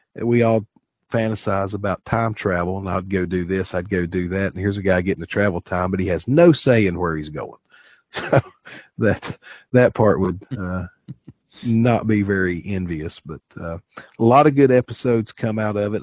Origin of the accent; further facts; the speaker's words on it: the South, United States; we're from the South around here